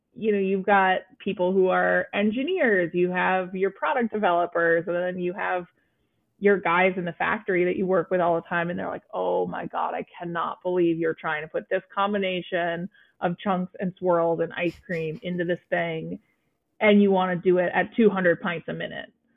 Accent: Vermont, United States; being a teenager in Vermont

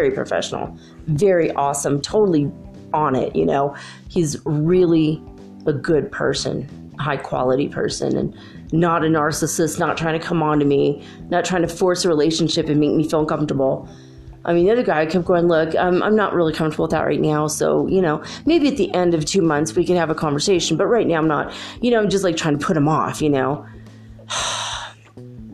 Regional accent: United States; I'm an American

